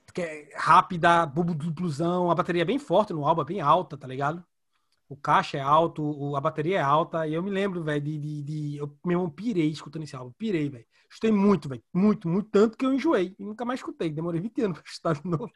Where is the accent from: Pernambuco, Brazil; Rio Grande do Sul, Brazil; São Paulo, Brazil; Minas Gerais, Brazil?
Pernambuco, Brazil; Recife; eu de Recife